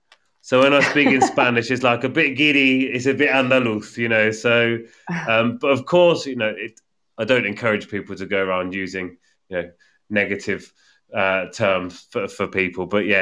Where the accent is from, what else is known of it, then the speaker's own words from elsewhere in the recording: United Kingdom; accent: English; now in Spain; but I have my own English accent within it. And people notice that, and it's often a topic of conversation that, you know, they say, ah, you know, you have an accent from here, but obviously you're not from here.